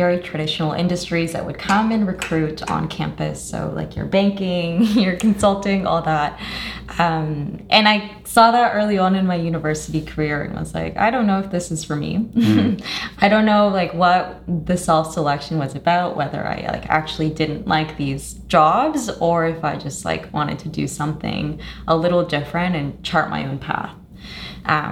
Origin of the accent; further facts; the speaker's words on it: Canada; also born or lived in Colombia (ancestry) / Toronto; I'm Canadian of Colombian descent.